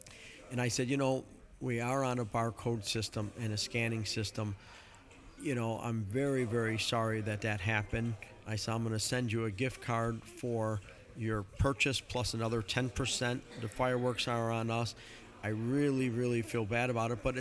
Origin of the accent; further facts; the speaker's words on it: Chicago, Illinois, United States; I grew up in Chicago